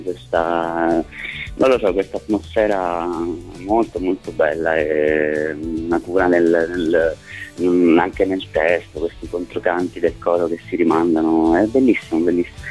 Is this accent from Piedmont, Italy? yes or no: no; Basilicata, Italy; moved away as an adult; now in Rome, Italy; io sono Lucano, sono della Basilicata ma vivo a Roma da 10 12 anni ormai